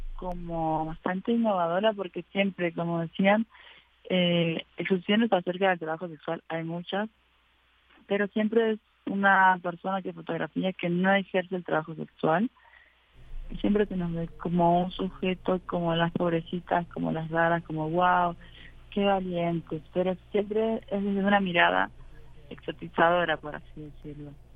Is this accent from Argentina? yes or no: yes; Argentina; now in Mexico; argentinas, que es donde vengo